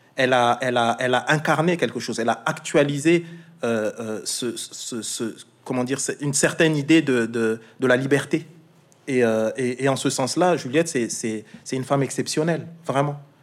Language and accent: French; Alsace, Grand Est, France; Moi je suis alsacien